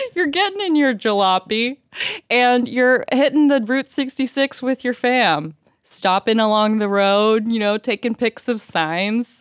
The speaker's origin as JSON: {"language": "English", "country": "United States", "tie": "born or raised there", "also_born_or_lived": "Oklahoma / Texas", "moved": "yes", "lives_now": "Los Angeles, United States", "said": "I grew up in Oklahoma and Texas"}